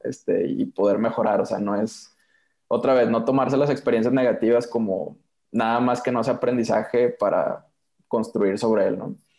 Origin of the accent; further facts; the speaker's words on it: Monterrey, Nuevo León, Mexico; yo soy de Monterrey